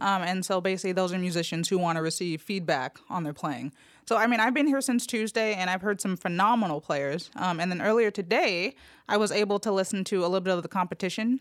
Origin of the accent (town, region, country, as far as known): Los Angeles, California, United States; born or raised there; moved away as an adult; now in Memphis, United States